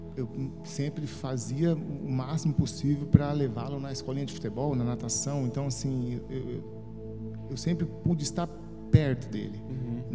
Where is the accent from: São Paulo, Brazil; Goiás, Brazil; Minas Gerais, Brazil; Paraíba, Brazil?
São Paulo, Brazil; Guarulhos; Eu sou natural de São Paulo, Amém. uma família de oito irmãos. Né? Crescemos num bairro bem simples, Sim. de Guarulhos